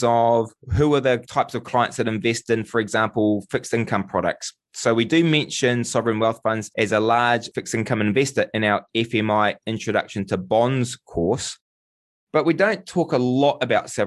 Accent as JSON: {"language": "English", "country": "New Zealand"}